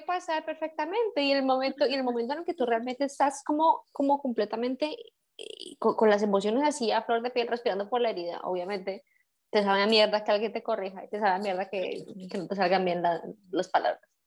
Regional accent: Colombia; now in Germany; vivimos en un país que no es el nuestro y eh, somos colombianas

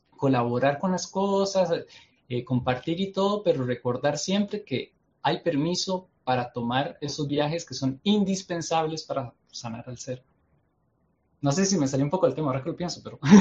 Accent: Costa Rica; yo soy de Costa Rica, estamos cerca

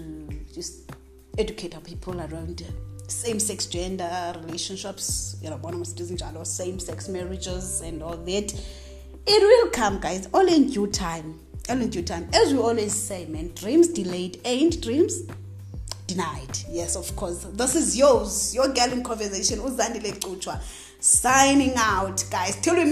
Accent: South Africa; I'm from Azania. I'm an Azanian

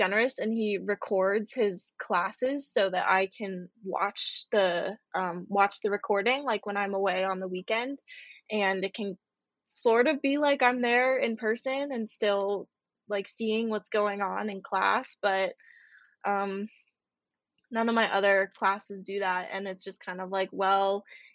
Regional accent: United States; as an American

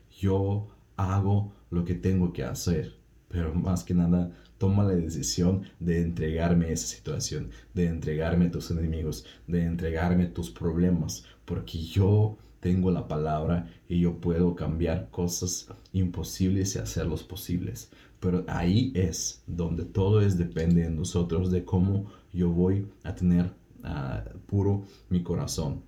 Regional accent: Russia; Spanish is a second language; hablo un poco raro, no es porque soy medio tonto, sino porque soy ruso.

